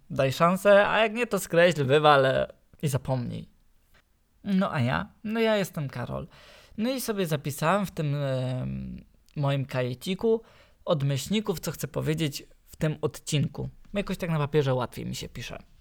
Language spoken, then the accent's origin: Polish; Silesian Voivodeship, Poland; accent: Silesian; jestem Ślązakiem